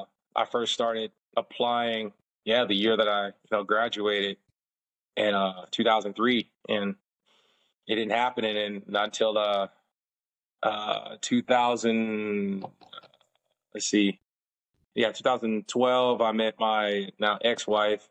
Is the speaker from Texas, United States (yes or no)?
no; Inglewood, California, United States; moved away as an adult; now in Orlando, United States; I'm originally from Inglewood, California.